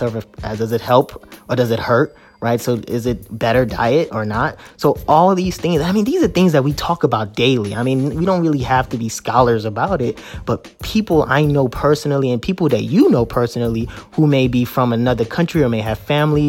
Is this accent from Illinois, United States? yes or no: yes; Chicago, Illinois, United States; also born or lived in Nigeria; I was born in Nigeria, immigrated here in 1997, grew up in Chicago